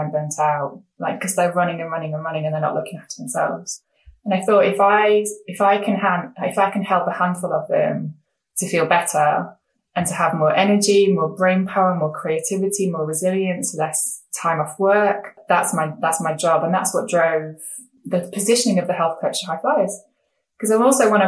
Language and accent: English; England, United Kingdom; I'm a woman, I'm not Korean, I'm English